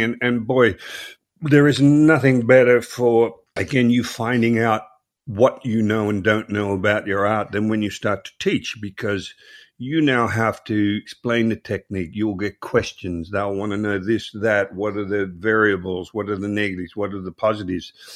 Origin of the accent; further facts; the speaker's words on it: Melbourne, Victoria, Australia; I grew up in Croydon, which is a suburb of Melbourne, Australia.